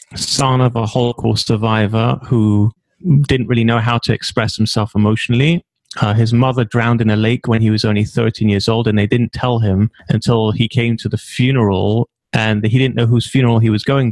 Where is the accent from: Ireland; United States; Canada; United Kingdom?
United Kingdom; London; accent: British; now in Israel; originally, I'm from a little shtetl called Stamford Hill